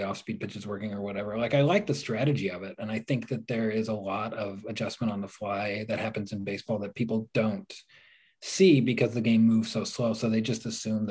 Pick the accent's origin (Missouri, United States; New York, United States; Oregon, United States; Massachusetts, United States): Oregon, United States; Portland; I grew up in the Northwest, so we really had... The Mariners were the closest that I had to a home team living in Portland